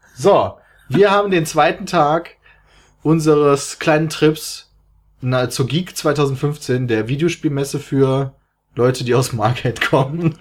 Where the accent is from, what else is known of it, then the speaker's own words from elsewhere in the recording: Germany; ich komme aus Deutschland